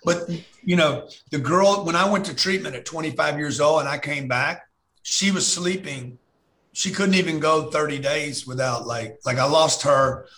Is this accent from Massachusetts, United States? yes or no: no; Lake Charles, Louisiana, United States; I grew up in Lake Charles when I was 10 years old.